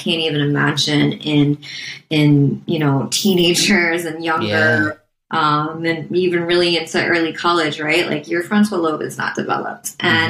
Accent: Midwest, United States; I'm not a self-promoter. I'm from the Midwest. I don't like talking about myself.

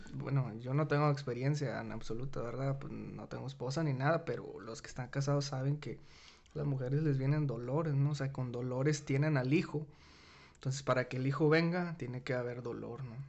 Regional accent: Mexico; Somos los mismos mexicanos

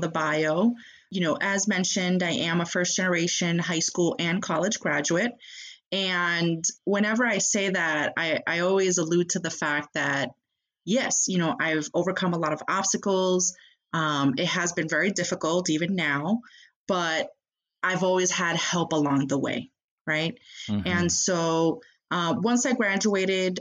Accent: Boston, Massachusetts, United States; moved away as an adult; now in Chicago, United States; my home state, hometown of Boston, Massachusetts

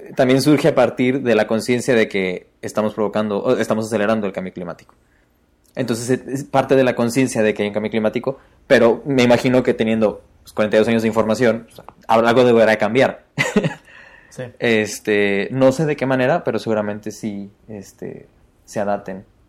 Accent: Mexico City, Mexico; accent: chilango; yo soy de Ciudad de México, digo jitomates.

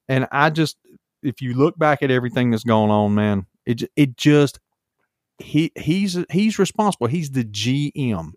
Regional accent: Charlotte, North Carolina, United States; growing up in Charlotte

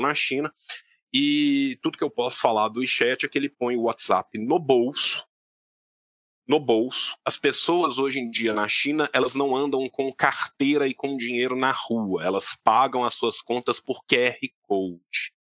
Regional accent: Belo Horizonte, Minas Gerais, Brazil; moved away; also born or lived in Beijing; eu sou de Belo Horizonte

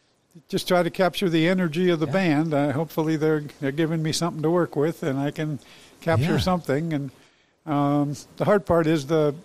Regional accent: Erie, Pennsylvania, United States; I'm born and raised in Erie.

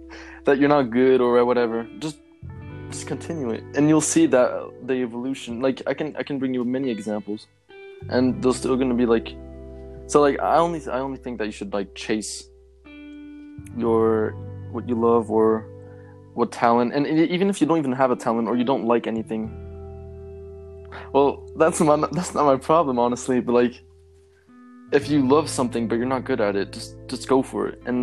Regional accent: Switzerland; I have two brothers, and I come from Switzerland

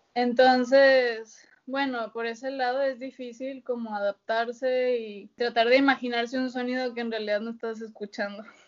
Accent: Monterrey, Nuevo León, Mexico; moved away as an adult; yo soy de Monterrey

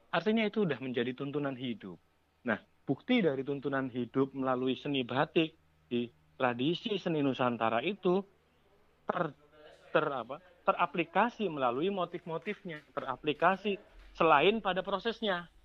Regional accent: Jakarta, Indonesia; saya kebetulan besar di Jakarta.

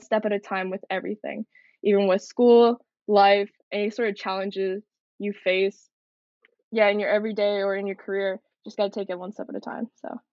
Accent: Coquitlam, British Columbia, Canada; also born or lived in Seongnam, Gyeonggi-do, South Korea; moved to Canada, Coquitlam, BC, when I was a year old.

